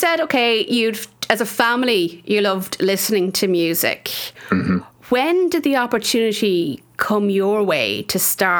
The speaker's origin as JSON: {"language": "English", "area": "Offaly", "region": "Leinster", "country": "Ireland", "also_born_or_lived": "Australia", "accent": "Midlands", "said": "I'm from Offaly. I have a Midlands accent."}